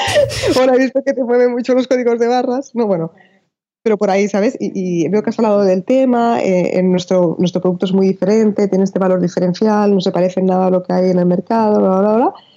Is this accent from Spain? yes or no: yes; Spain; yo soy española